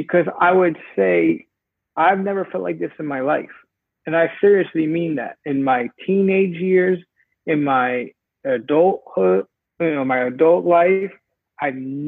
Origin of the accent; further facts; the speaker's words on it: New York, United States; now in Los Angeles, United States; I'm from New York, and I live in LA now